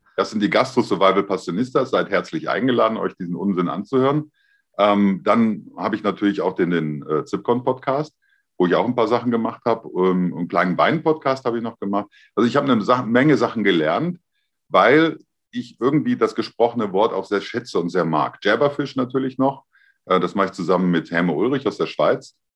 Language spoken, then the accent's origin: German; Germany; ich bin ja ein Deutscher